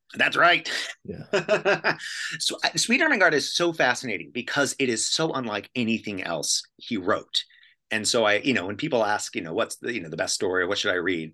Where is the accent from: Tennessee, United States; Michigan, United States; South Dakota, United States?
Tennessee, United States; moved away; also born or lived in Toronto; I'm from, I'm from Tennessee